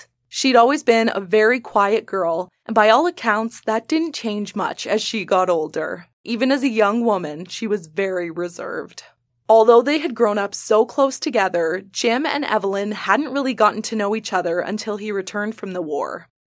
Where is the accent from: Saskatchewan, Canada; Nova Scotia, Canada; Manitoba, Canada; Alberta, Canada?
Saskatchewan, Canada; Shell Lake is about a 40-minute drive from my hometown.